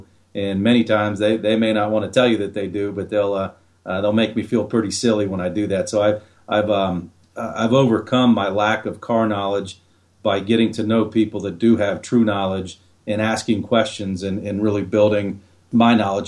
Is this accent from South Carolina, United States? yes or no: no; Ohio, United States; I grew up in Central Ohio and there's some beautiful rolling hills there